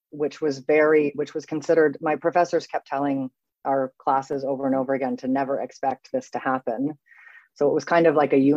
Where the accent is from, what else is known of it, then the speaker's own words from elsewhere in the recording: Canada; now in Paris, France; so I am Canadian born to two European parents. So I'm a first generation Canadian. I have moved around a great deal. Seven times, I believe. I think I've lived in seven different places. And I now live in Paris. I am an expat.